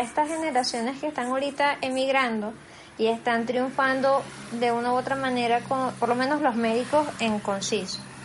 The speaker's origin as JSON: {"language": "Spanish", "country": "Venezuela", "moved": "yes", "lives_now": "Spain", "said": "somos los venezolanos cuatriboleados"}